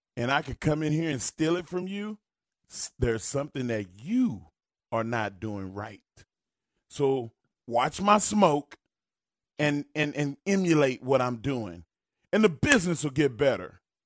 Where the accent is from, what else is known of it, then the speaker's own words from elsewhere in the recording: United States; as an American